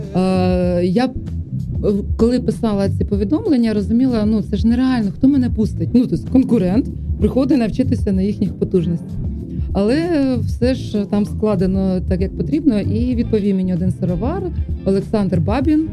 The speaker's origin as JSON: {"language": "Ukrainian", "town": "Chutove", "region": "Poltava Oblast", "country": "Ukraine", "tie": "born or raised there", "also_born_or_lived": "Khorol / Shyshaky / Kyiv", "moved": "yes", "said": "Я народилася в Хорулі, але росла в Чутово"}